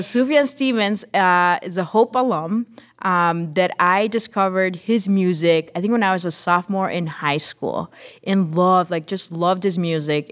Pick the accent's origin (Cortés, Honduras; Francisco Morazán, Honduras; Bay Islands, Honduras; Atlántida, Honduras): Francisco Morazán, Honduras; Tegucigalpa; English is a second language; moved away as an adult; now in Holland, Michigan, United States; was born and grew up in Honduras, in Tegucigalpa